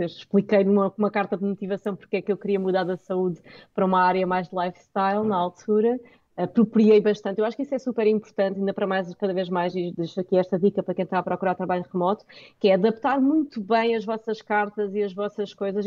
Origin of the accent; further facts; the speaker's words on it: Portugal; nós somos portugueses, o meu inglês é ótimo, mas não sou nativa